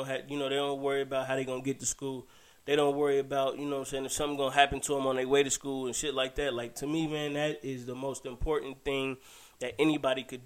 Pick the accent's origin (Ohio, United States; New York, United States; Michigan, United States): Ohio, United States; Dayton; I'm from Ohio. Dayton, Ohio